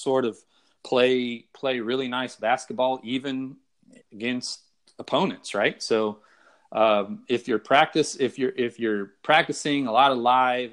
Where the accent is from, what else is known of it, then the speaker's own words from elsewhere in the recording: Texas, United States; I'm from Texas